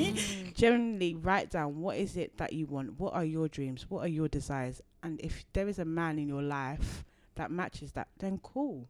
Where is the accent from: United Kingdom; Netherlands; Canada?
United Kingdom; London; I grew up in Deptford